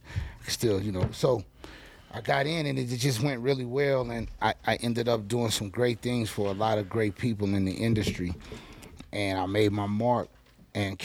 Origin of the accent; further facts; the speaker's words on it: Lake Charles, Louisiana, United States; accent: southern swagger; now in Denver, United States; I'm from Lake Charles, Louisiana, a little small city